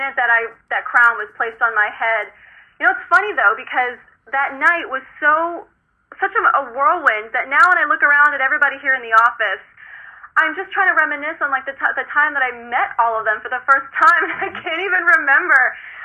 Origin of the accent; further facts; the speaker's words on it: California, United States; moved away as an adult; now in New York, United States; I'm from California, so everything of my life is in California